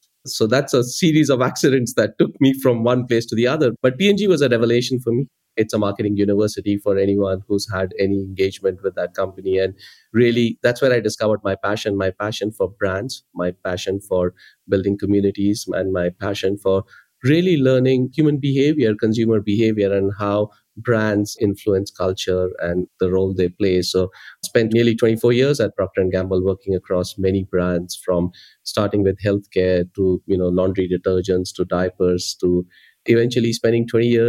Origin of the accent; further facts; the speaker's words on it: India; English is a second language; Growing up in India back in the 80s, you know, you either be an engineer or you be a doctor.